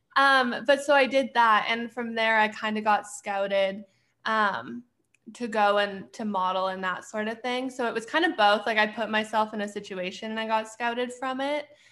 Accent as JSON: {"language": "English", "town": "Edmonton", "region": "Alberta", "country": "Canada", "tie": "born or raised there", "also_born_or_lived": "Arizona", "moved": "as an adult", "lives_now": "Pittsburgh, United States", "said": "I'm originally from Edmonton, Alberta, but I currently live in Pittsburgh"}